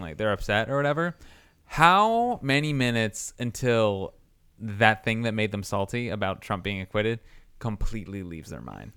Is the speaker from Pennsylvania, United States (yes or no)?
no; Indiana, United States; I'm from Indiana